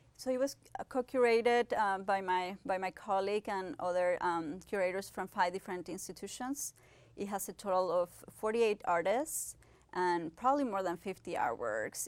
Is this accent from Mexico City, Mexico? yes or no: no; Ciudad Juárez, Chihuahua, Mexico; moved away as an adult; also born or lived in Pittsburgh, United States; I was born in Chihuahua, Mexico, and I basically grew up in Ciudad Juarez, the border between United States and Mexico.